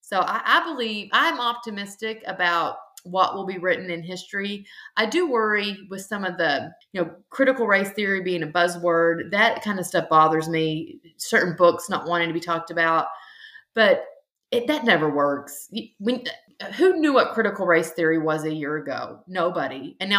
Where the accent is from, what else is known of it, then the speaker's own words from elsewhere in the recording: the South, United States; growing up in the South